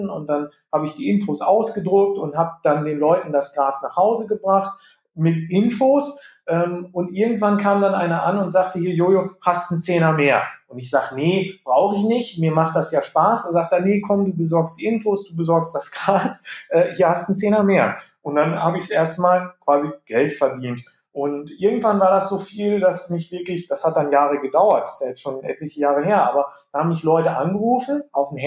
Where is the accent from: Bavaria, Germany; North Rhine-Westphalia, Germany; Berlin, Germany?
North Rhine-Westphalia, Germany; Gütersloh; ich komme gebürtig hier aus, aus Gütersloh, Iselhorst, ich bin so ein Landei.